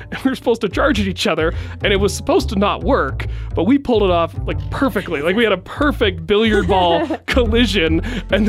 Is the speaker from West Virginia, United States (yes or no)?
yes; West Virginia, United States; moved away as an adult; also born or lived in California; growing up in West Virginia, you had to believe something